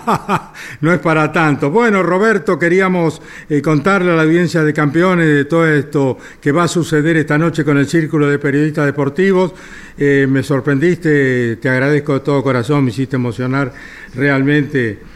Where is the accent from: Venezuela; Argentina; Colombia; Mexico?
Argentina; Winifreda, La Pampa; now in Buenos Aires, Argentina; uno de mi pueblo, de Winifreda